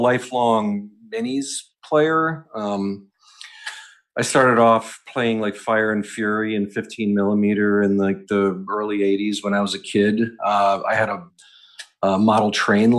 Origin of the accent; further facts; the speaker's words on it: Western New York, United States; also born or lived in Pennsylvania / Rochester, New York; now in New York City, United States; I grew up in Western New York and lived in Pennsylvania for a while.